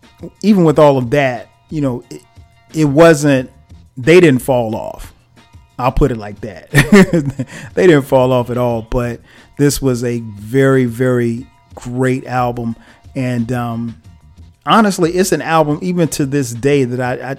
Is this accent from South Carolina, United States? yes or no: yes; South Carolina, United States; I grew up in South Carolina